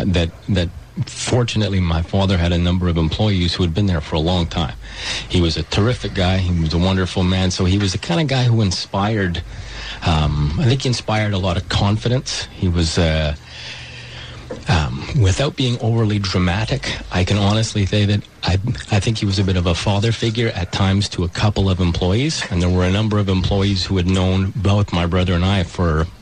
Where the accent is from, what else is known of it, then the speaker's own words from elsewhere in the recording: Montreal, Quebec, Canada; also born or lived in Toronto; I moved back to Montreal from Toronto. I was probably like a lot of other people my age who left Montreal after school, moved to Toronto